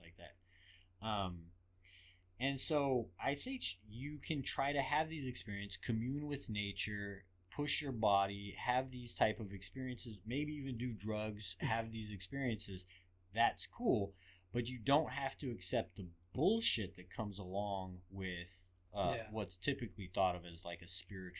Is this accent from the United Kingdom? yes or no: yes; England, United Kingdom; Oh, man, I grew up in England.